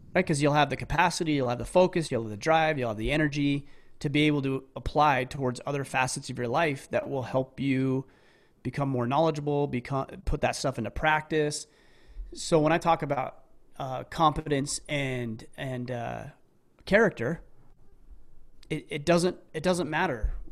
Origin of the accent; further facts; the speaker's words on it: southern Utah, United States; I grew up in a small southern Utah town.